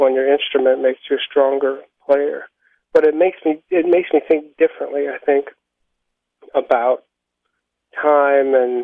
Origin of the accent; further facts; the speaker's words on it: United States; moved away as an adult; also born or lived in New Jersey / New York; now in Iceland; I am based in Iceland, of all places, but I'm not Icelandic. I'm American